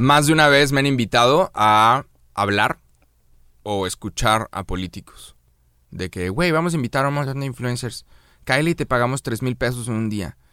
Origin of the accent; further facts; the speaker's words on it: Mexico; A los mexicanos nos mamó Coco.